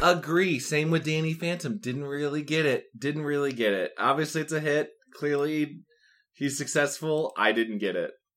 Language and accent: English; Midwest, United States; just growing up in the Midwest